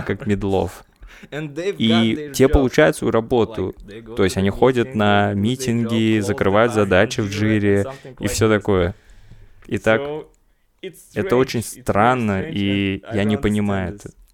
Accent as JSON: {"language": "Russian", "country": "Uzbekistan", "said": "я из Узбекистана"}